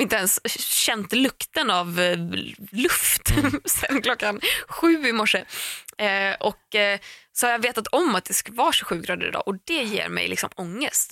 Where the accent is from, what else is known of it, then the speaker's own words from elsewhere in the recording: Tahult, Västra Götaland, Sweden; vi hemma i Tahult där jag är uppvuxen